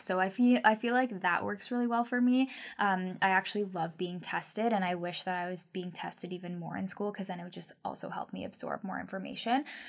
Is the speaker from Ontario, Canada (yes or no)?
yes; Guelph, Ontario, Canada; also born or lived in Vancouver; now in Victoria, Canada; I'm originally from Ontario, Guelph, Ontario